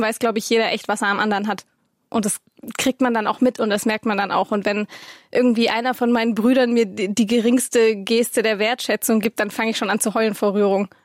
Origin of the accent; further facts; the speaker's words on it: Swabia, Germany; ich komme ja aus Schwaben